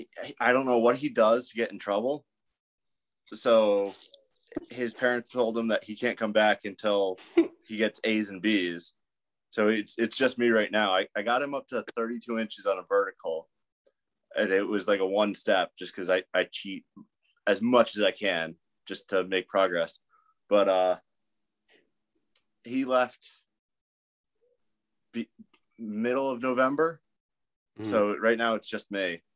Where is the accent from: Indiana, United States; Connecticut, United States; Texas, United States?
Connecticut, United States; Yeah, so I'm up in northern Connecticut. I'm like half hour from Lightning Fitness.